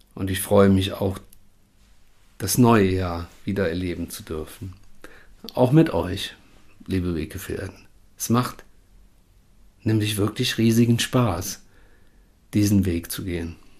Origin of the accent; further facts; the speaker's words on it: Rhineland, Germany; hier bei uns im Rheinland